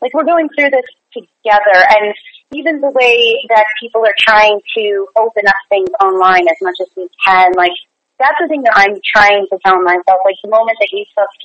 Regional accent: New York City, New York, United States; I'm from New York, and I'm from Staten Island

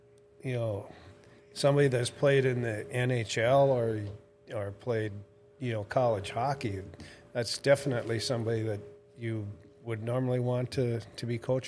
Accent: Fargo, North Dakota, United States; also born or lived in Minot, North Dakota; I grew up in Fargo, and lived out in Minot, and raised my kids out in Minot.

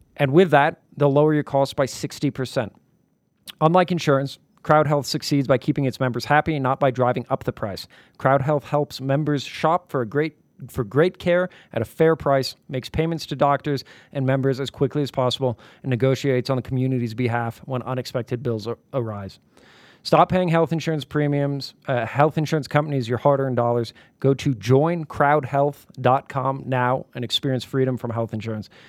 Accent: New York, United States; also born or lived in Brooklyn; I'm from New York. I spent many years in Brooklyn

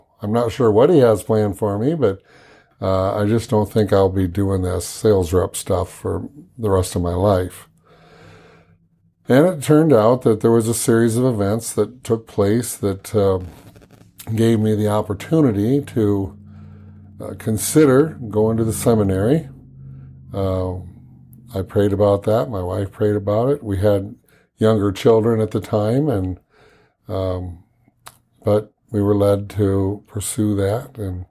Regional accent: Midwest, United States; now in Norfolk, United States; Spent most of my life in the Midwest growing up, but I've lived all over the country.

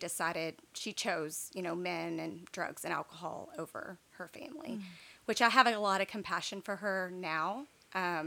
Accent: East Texas, United States; also born or lived in Baton Rouge, Louisiana; we moved to East Texas when I was in, I guess, third grade.

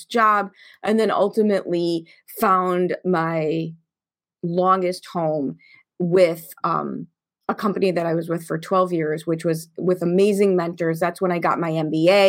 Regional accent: Chicago, Illinois, United States; I grew up in Chicago in the 70s and in the 80s in the public

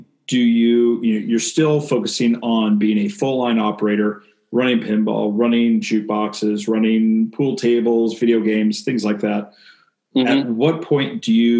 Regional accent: Western Washington, United States; growing up in Western Washington

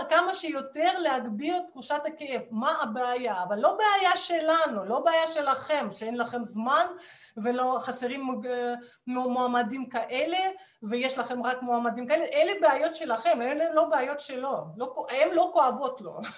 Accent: Russia; Hebrew is a second language; now in Israel; ואני כמו רוסייה ממוצעת נורמלית, אני כשהייתי ילדה וגם בגיל יותר נכון, אני, אני למדתי פסנתר ומתמטיקה

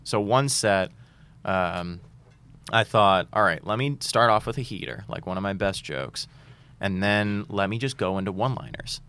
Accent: Boston, Massachusetts, United States; I grew up in Boston

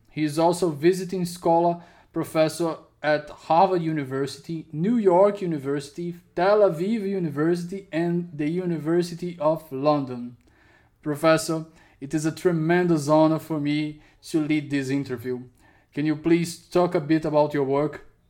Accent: Ceará, Brazil; my home state here, Ceará

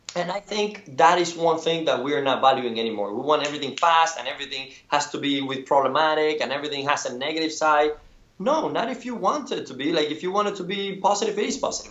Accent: Cuba; born or raised there; moved away

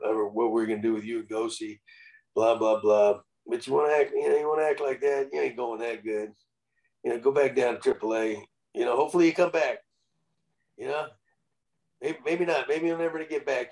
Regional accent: San Antonio, Texas, United States; actually from San Antonio, my hometown

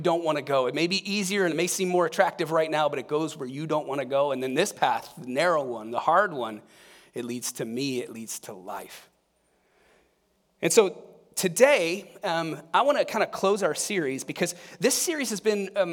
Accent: Akron, Ohio, United States; I grew up in Akron, Ohio, not far from Cleveland

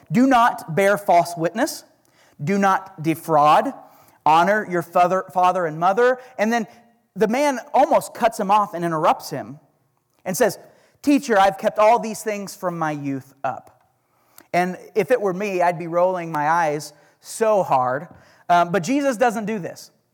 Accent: Oklahoma, United States; accent: Oklahoma; That's my Oklahoma accent

